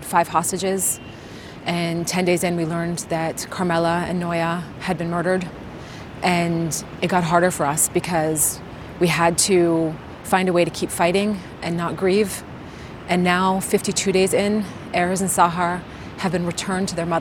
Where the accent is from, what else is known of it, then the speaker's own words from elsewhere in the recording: United States; moved away as an adult; now in Israel; growing up in the United States and even living here for the last 9 years